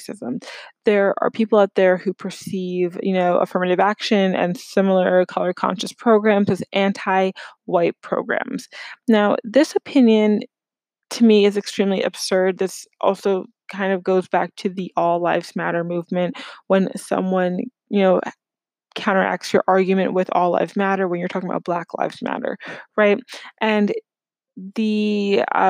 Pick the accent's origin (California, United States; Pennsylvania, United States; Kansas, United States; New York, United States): New York, United States; New York City; moved away as an adult; also born or lived in Ohio; now in Chicago, United States; growing up in New York City, I was immersed in various groups